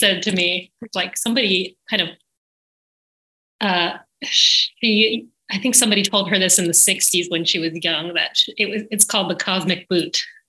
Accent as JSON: {"language": "English", "town": "Mountainside", "region": "New Jersey", "country": "United States", "tie": "born or raised there", "also_born_or_lived": "Brooklyn, New York", "moved": "as an adult", "lives_now": "Nashville, United States", "said": "I grew up in New Jersey. I was born in Brooklyn"}